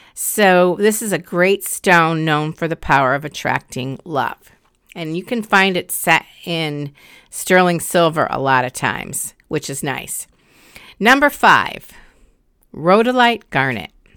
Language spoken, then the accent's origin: English; Connecticut, United States; my home state of Connecticut